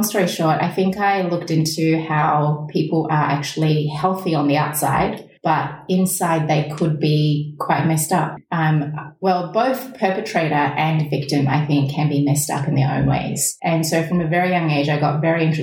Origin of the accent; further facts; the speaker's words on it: New Zealand; my formative years being spent in a country that's different to my motherland, growing up in New Zealand, being the only Asian child in the whole school at the time.